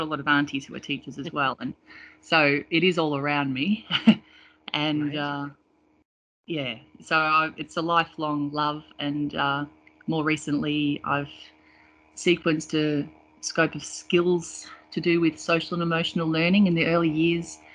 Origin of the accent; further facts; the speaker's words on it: Melbourne, Victoria, Australia; I grew up in Melbourne, born and bred.